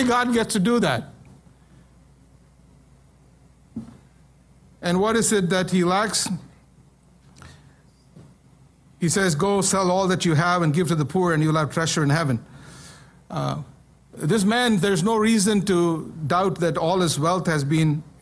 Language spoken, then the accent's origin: English; India; moved away; When I was growing up in India